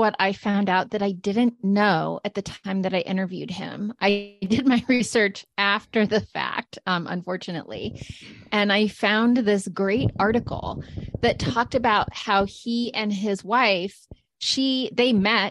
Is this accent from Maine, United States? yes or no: yes; Maine, United States; now in Washington, D.C., United States; growing up in Maine around a lot of people that did